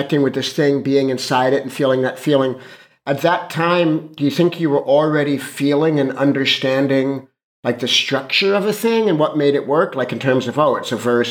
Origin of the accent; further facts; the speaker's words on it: Los Angeles, California, United States; I grew up in Hollywood